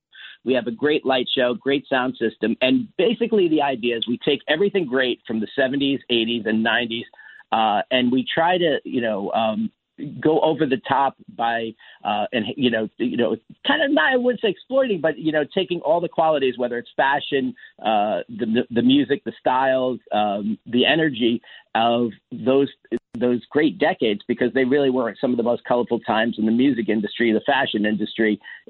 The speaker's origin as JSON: {"language": "English", "region": "New York", "country": "United States", "moved": "yes", "lives_now": "Atlantic City, United States", "said": "I have been around Atlantic City for a long time. Atlantic City is my new home. I'm originally from New York."}